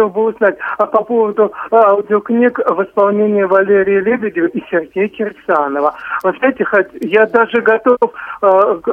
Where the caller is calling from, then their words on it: Moscow Oblast, Russia; я приветствую вас … … из Подмосковья.